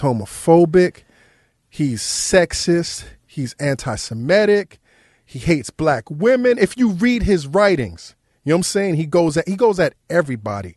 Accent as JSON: {"language": "English", "town": "New York City", "region": "New York", "country": "United States", "tie": "born or raised there", "said": "I grew up in New York City"}